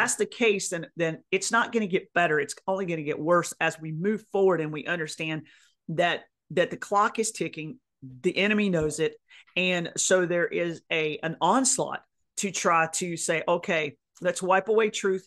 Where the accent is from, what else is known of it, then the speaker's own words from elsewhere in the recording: North Carolina, United States; in the South where I grew up, North Carolina was my hometown